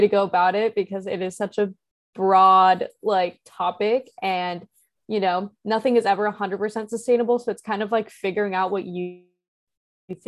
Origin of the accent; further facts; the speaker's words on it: Midwest, United States; growing up in the Midwest